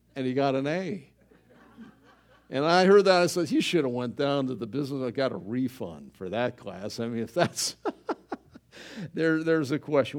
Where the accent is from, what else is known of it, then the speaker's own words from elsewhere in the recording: Buffalo, New York, United States; I'm from Buffalo